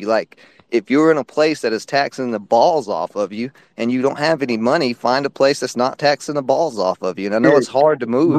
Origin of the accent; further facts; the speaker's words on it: Tennessee, United States; also born or lived in Atlanta / Wisconsin / Florida; I've lived, just because I'm from Tennessee, I've lived in Atlanta. I've lived in Wisconsin. I've lived in Florida.